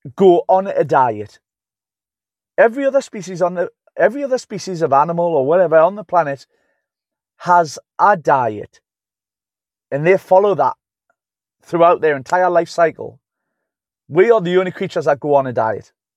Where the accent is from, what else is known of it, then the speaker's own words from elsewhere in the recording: Newcastle upon Tyne, North East England, United Kingdom; I'm from Newcastle-upon-Tyne. That's where I'm from. Newcastle-upon-Tyne, the U K.